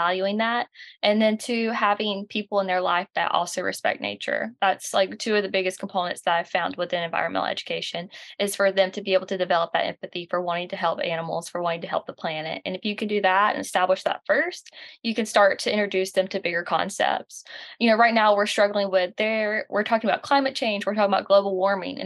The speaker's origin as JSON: {"language": "English", "region": "the South", "country": "United States", "accent": "Southern", "said": "I love being from the South. I'm sure you can tell with this accent. I'm from the South and I love it"}